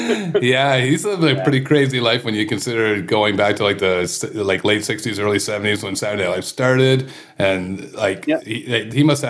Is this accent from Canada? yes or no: yes; Kingston, Ontario, Canada; moved away; I'm from Kingston originally.